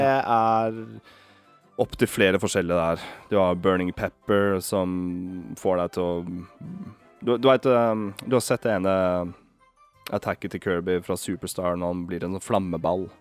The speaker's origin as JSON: {"language": "Norwegian", "country": "Norway", "said": "vi er nordmenn"}